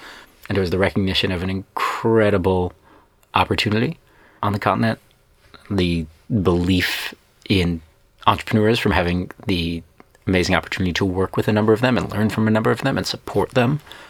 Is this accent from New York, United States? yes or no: yes; Brooklyn, New York, United States; accent: Brooklyn; There's a whole other podcast about how I lost my Brooklyn accent at age 3.